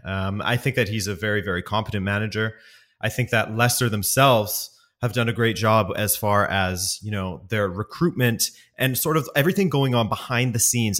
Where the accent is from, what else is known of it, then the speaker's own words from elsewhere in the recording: West Coast, Canada; moved away as an adult; also born or lived in Montreal, Canada; now in Europe; I am from the West Coast originally.